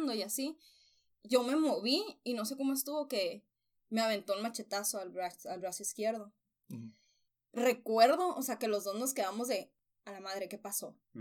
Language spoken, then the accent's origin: Spanish; Nogales, Sonora, Mexico; moved away as an adult; now in Hermosillo, Mexico; Yo soy de Nogales